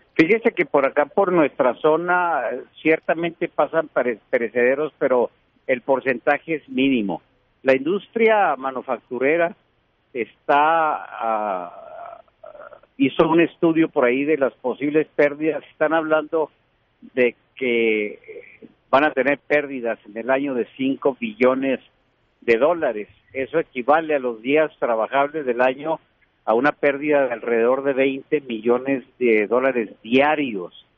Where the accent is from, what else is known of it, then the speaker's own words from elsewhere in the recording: Ciudad Juárez, Chihuahua, Mexico; los que vivimos, si somos de Juárez o de, Chihuahua.